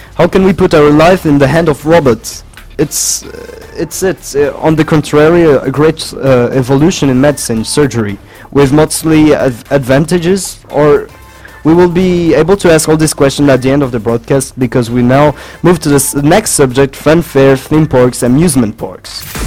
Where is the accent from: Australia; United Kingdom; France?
France; English is a second language; I'm from the French delegation.